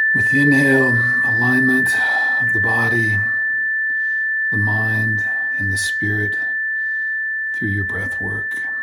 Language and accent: English; Iowa, United States; I grew up in Iowa